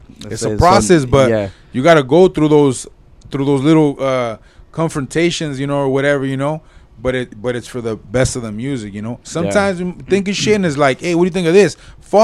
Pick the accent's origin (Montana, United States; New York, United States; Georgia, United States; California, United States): California, United States; Whittier; we're all from Whittier.